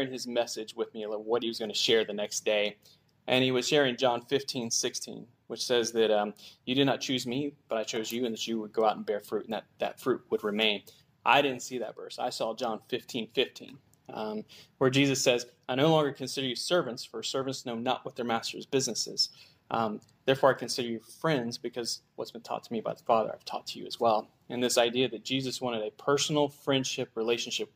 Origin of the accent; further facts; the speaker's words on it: Gallipolis, Ohio, United States; I'm from Galpolis, Ohio, which is a little podunk town in the middle of nowhere in southeastern Ohio. So I grew up living on a farm most of my life.